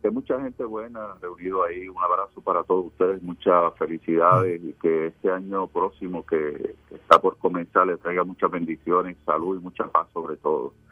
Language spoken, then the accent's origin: Spanish; Puerto Rico; no todo está perdido en nuestro país, que hay puertorriqueños que luchan y que logran sus metas